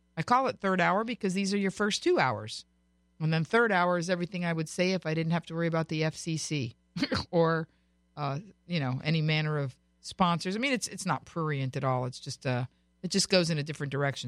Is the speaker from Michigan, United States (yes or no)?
no; Florida, United States; now in California, United States; I was born and raised in Florida, but I live in California